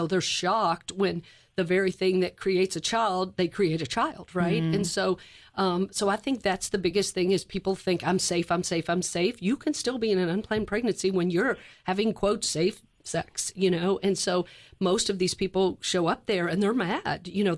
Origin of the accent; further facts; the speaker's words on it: Louisville, Kentucky, United States; So I grew up in Louisville, Kentucky, and I went at our parish.